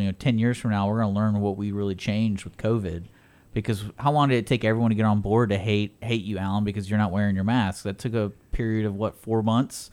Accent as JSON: {"language": "English", "region": "Texas", "country": "United States", "tie": "born or raised there", "said": "growing up in Texas"}